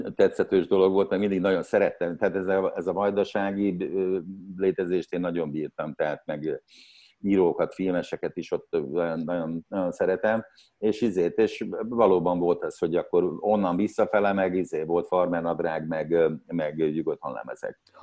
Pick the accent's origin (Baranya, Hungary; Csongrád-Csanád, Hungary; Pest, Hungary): Csongrád-Csanád, Hungary; Szeged; moved away as an adult; szegedi, szegedi születésű vagyok, és 20 éves koromig ott éltem